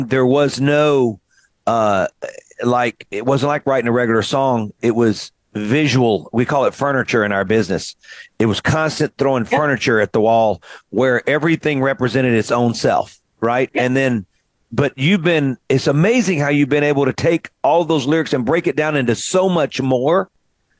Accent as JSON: {"language": "English", "region": "Mississippi", "country": "United States", "tie": "born or raised there"}